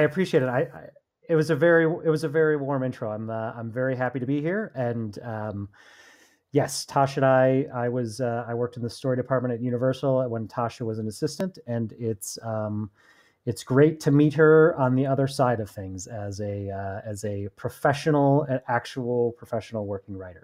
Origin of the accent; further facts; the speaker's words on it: Chicago, Illinois, United States; now in Los Angeles, United States; I'm from Chicago originally. I've moved out here.